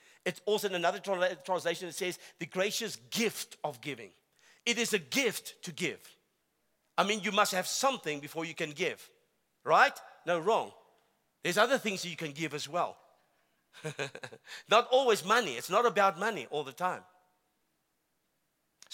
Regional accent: South Africa; I am a South African. And I love my country

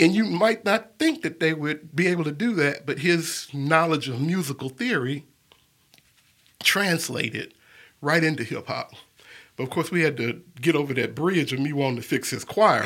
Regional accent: Birmingham, Alabama, United States; I was born and raised here in Birmingham, Alabama, and I've lived here all my life

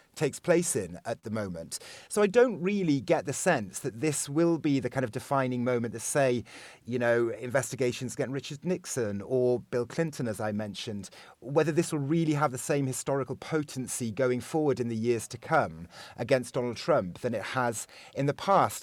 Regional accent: Austria; I very much feel that I am a European um, more than I am an Austrian myself

